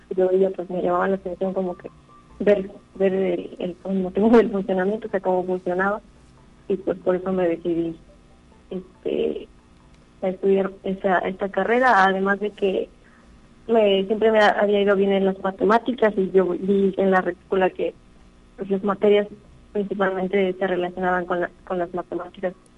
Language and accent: Spanish; Tamazunchale, San Luis Potosí, Mexico; soy de Tamazunchale, aquí en el centro